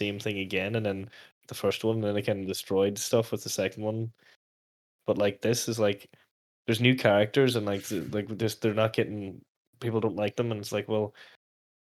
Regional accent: Letterkenny, Ulster, Ireland; my hometown

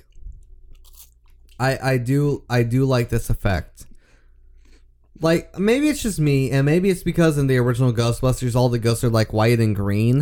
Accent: the South, United States; we grew up in the South

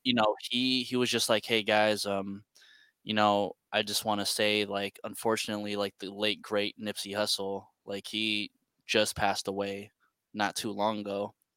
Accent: San Francisco, California, United States; Born and raised in San Francisco, California

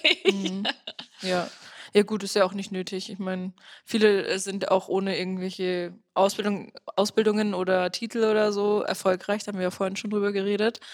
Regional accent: Bavaria, Germany; komme aus einem kleinen Dorf in Bayern

